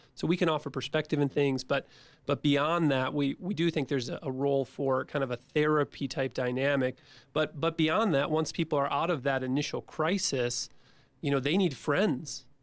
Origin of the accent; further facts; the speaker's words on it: Midwest, United States; my childhood growing up in the Midwest